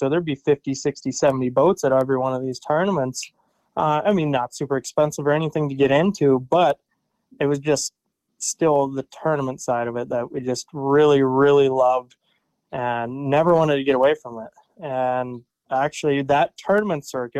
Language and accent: English; St. Marys, Pennsylvania, United States; I am from St. Mary's, Pennsylvania, kind of out in the middle of nowhere